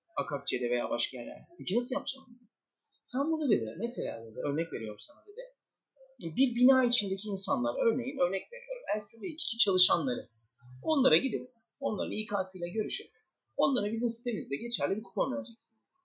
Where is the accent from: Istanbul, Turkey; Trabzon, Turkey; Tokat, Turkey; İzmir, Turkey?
Istanbul, Turkey; 1984 İstanbul doğumluyum